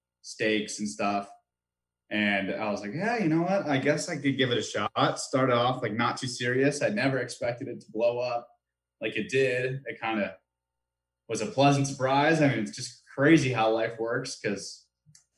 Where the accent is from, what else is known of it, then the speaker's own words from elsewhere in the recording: Victor, New York, United States; moved away as an adult; I grew up in Rochester area in Victor